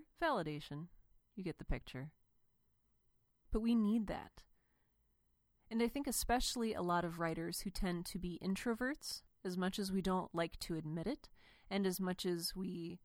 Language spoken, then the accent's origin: English; Cleveland, Ohio, United States; I grew up in Cleveland, and my dad was a pastor